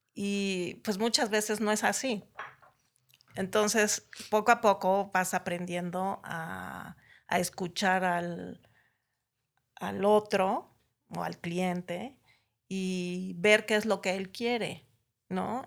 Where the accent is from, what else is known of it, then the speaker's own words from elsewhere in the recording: Naucalpan, State of Mexico, Mexico; also born or lived in Tapachula, Chiapas; nací en Tapachula, Chiapas, en 1963. este, y llegué a México en 1970, a Ciudad Satélite